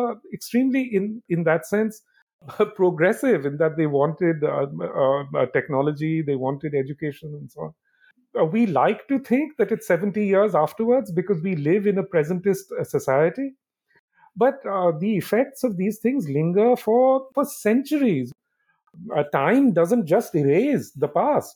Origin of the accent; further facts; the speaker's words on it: India; when I was growing up in India